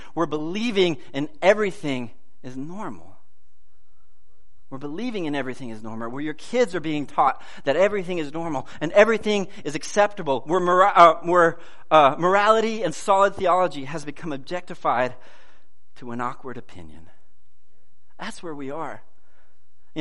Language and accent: English; United States; I love being an American